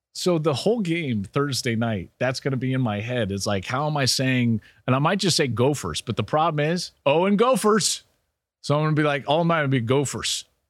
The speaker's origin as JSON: {"language": "English", "area": "just outside of Boulder", "region": "Colorado", "country": "United States", "tie": "born or raised there", "said": "I grew up just outside of Boulder, Colorado"}